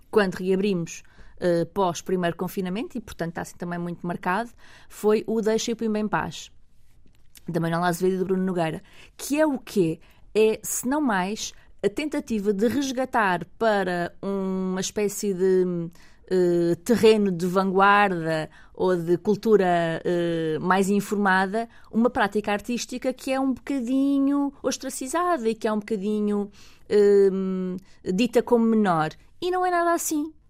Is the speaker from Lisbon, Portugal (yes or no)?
yes; Lisbon, Portugal; Eu, como venho de Lisboa, não, não